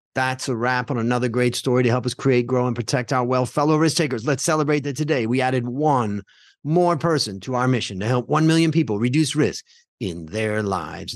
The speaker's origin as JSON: {"language": "English", "region": "Ohio", "country": "United States", "tie": "born or raised there", "also_born_or_lived": "California", "moved": "as an adult", "lives_now": "Thailand", "said": "we grew up together in Ohio"}